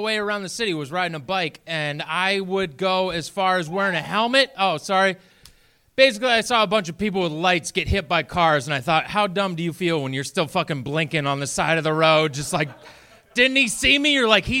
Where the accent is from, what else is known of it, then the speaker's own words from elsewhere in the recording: Maine, United States; moved away as an adult; now in Boston, United States; I was born and raised at home on a farm in Maine and homeschooled for many years.